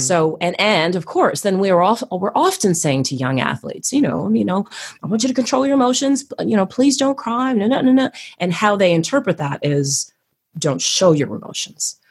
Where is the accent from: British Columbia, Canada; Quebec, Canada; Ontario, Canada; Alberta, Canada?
Ontario, Canada; Toronto; moved away as an adult; also born or lived in Queensland, Australia; now in Perth, Australia; I was born and bred in Toronto, Canada